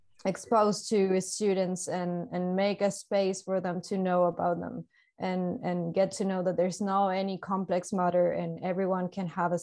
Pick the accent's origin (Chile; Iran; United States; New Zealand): Chile; moved away as an adult; now in United Kingdom; I'm from Chile, so I'm South America.